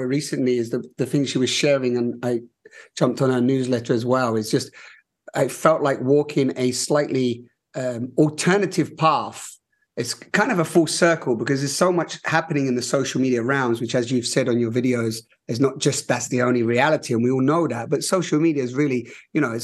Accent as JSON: {"language": "English", "region": "London", "country": "United Kingdom", "said": "I'm a little bit West London"}